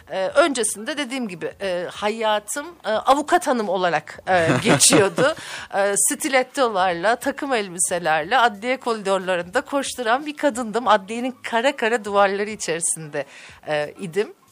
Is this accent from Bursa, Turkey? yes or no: no; Çanakkale, Turkey; now in Ankara, Turkey; Evet, ee, 1976 Çanakkale doğumluyum. Ee, ilk orta lise eğitimi oradaydı. Hukuk fakültesini kazandım ve Ankara'ya geldim.